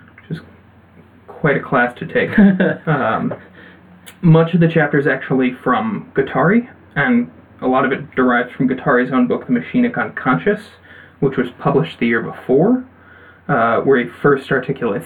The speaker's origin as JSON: {"language": "English", "country": "United States", "said": "I'm an American"}